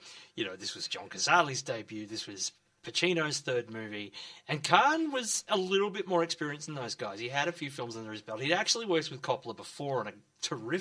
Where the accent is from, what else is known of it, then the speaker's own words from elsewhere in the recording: Melbourne, Victoria, Australia; I grew up in Glenroy